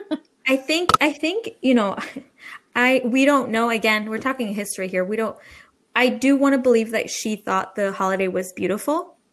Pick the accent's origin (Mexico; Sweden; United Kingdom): Mexico; now in United States; I grew up in Mexico.